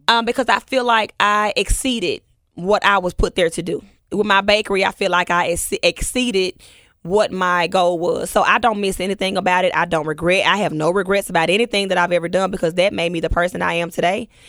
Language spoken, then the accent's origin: English; Memphis, Tennessee, United States; we grew up together in Orange Mound